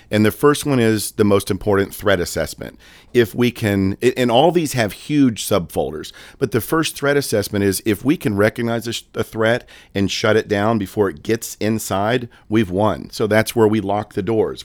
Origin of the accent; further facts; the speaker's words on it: Daytona Beach, Florida, United States; moved away as an adult; now in Lynchburg, United States; I worked in law enforcement in the Daytona Beach area for twenty-two years, born and raised there